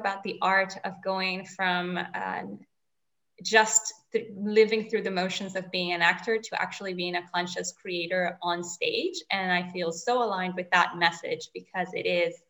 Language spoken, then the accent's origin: English; Venezuela; first language Spanish; English is a second language; now in Switzerland; I'm from Venezuela, a country north of South America, right on the Caribbean